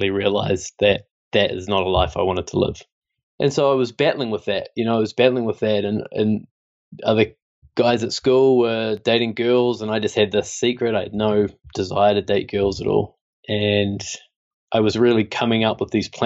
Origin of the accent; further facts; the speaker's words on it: Christchurch, Canterbury, New Zealand; I grew up in New Zealand and in Christchurch